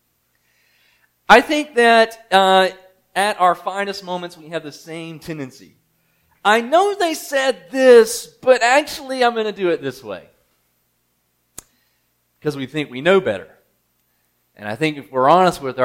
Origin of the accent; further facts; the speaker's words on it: Mississippi, United States; I'm from Mississippi